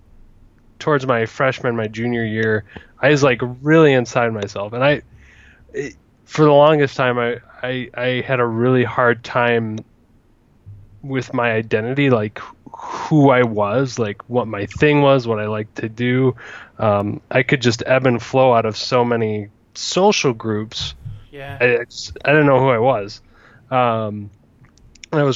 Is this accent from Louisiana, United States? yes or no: no; Michigan, United States; moved away; also born or lived in Bloomingdale, Michigan; born in Michigan. I self-identify as a Michigander